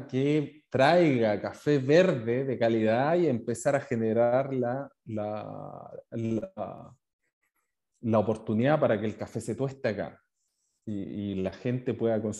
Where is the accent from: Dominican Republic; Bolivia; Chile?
Chile; moved away; also born or lived in New Zealand; Yo eh, hace 13 años ya me fui a Nueva Zelanda eh, desde Chile a buscar una, una nueva vida, aprender sobre una nueva cultura, aprender inglés.